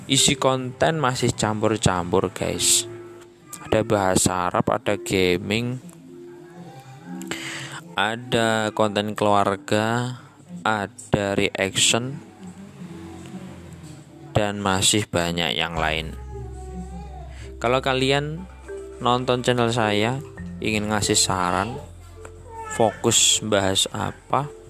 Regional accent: Kediri, East Java, Indonesia; Saya berasal dari Kediri Yang terkenal dengan nama Kota Tahu

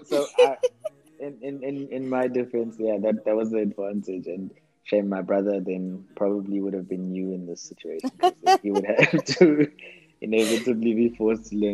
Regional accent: Eastern Cape, South Africa; I'm from South Africa, grew up, born in the Eastern Cape.

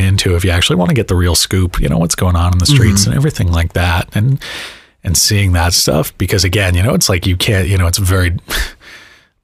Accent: Miami, Florida, United States; moved away as an adult; also born or lived in Tallahassee, Florida; now in Olympia, United States; I grew up in Miami, like, you know, Liberty City

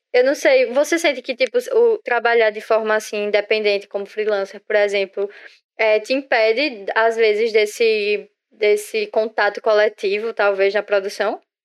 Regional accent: Northeast Region, Brazil; todo mundo aqui é nordestino

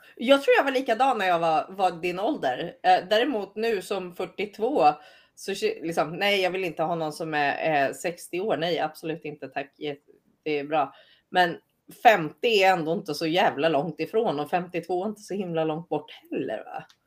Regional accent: Sweden; moved away as an adult; now in United States; som svensk

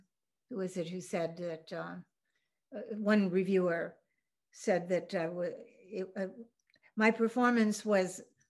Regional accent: Copenhagen, Denmark; you know, I'm from Scandinavia, so Copenhagen has Hans Christian Andersen Lorelei.

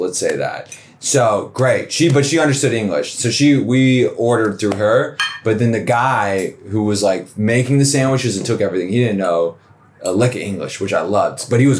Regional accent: Atlanta, Georgia, United States; I'm from Atlanta.

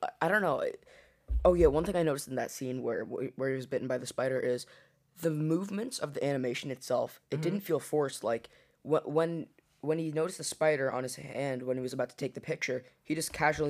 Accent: India; I'm from India, what do you mean?

